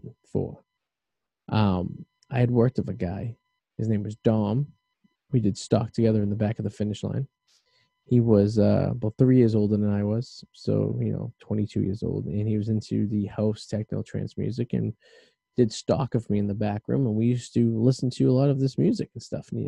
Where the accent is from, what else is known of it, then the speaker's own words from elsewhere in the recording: Revere, Massachusetts, United States; us growing up in Revere